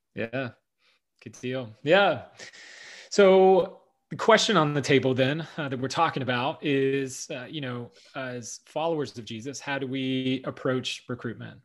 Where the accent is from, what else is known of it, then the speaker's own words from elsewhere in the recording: the South, United States; I grew up in the South